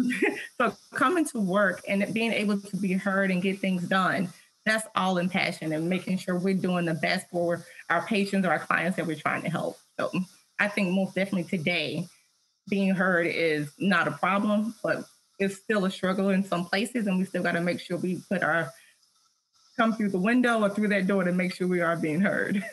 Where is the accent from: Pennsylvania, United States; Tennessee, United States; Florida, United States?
Tennessee, United States; I'm from Tennessee